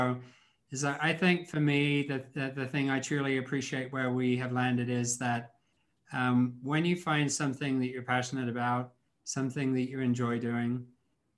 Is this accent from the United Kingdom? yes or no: yes; England, United Kingdom; moved away; I grew up in England